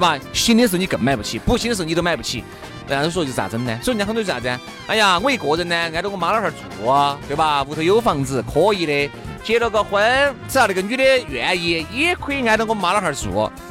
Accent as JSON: {"language": "Chinese", "country": "China"}